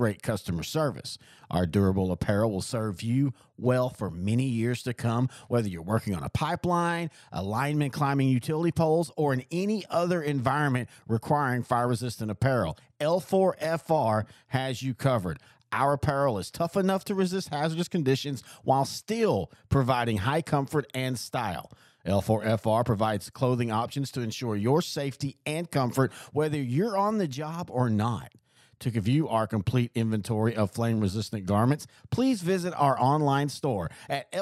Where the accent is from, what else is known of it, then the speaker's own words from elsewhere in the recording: Marshall, Texas, United States; I grew up in Marshall